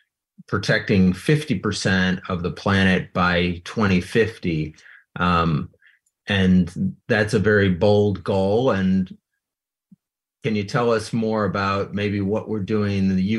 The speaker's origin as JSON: {"language": "English", "country": "United States", "said": "as an American"}